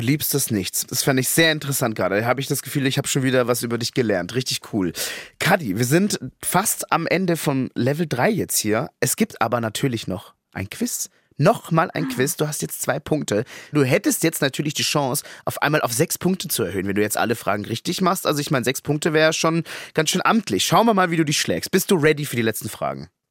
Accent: Munich, Bavaria, Germany; Als Münchner

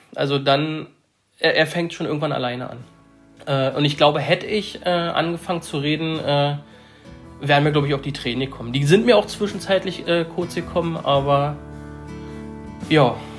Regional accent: Saxony-Anhalt, Germany; Wir kommen oder ich komme aus Sachsen-Anhalt

